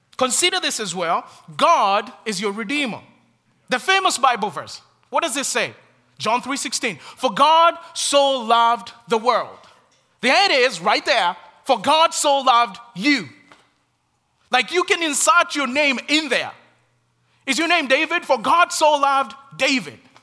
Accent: Kenya; moved away; the many struggles in my home country

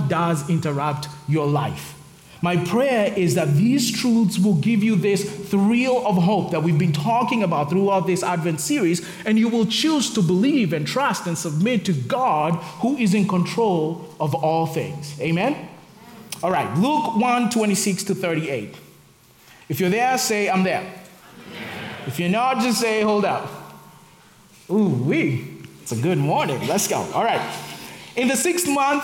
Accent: Kenya; moved away as an adult; also born or lived in Nairobi / Texas; now in Charlotte, United States; I'm from Kenya, and back in Kenya, I used to work for FM radio and a little bit of TV

